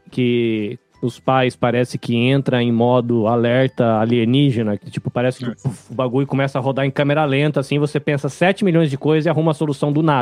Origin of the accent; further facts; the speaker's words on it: São Paulo, Brazil; also born or lived in Bahia; now in Japan; eu sou baiano, mas eu cresci no interior de São Paulo.